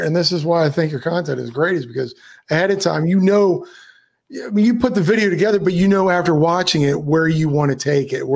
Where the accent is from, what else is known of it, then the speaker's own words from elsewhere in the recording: Miami, Florida, United States; I'm from Miami